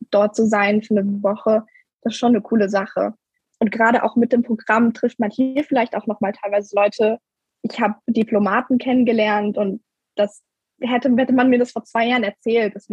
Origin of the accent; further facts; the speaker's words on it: Germany; now in Louisiana, United States; ich bin 16 Jahre alt. Ich komme offensichtlich aus Deutschland. Ich lebe normalerweise in Mainz und bin momentan als Austauschschülerin in den USA in Louisiana.